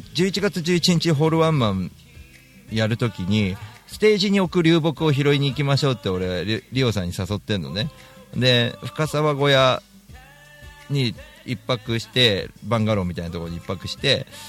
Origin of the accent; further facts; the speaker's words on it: Tokyo, Japan; 池上本門寺とかが近い場所が僕らの地元